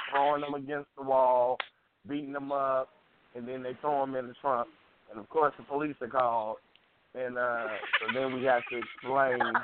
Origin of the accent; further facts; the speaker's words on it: Chicago, Illinois, United States; I'm from Chicago